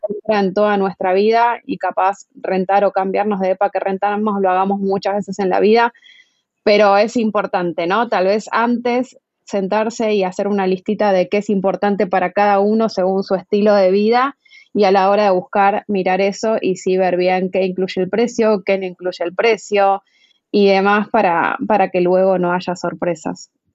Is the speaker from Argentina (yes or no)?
yes; Argentina; moved away as an adult; now in Mexico; yo soy argentina, como escucharán, pero llegué a vivir a México en septiembre del 2018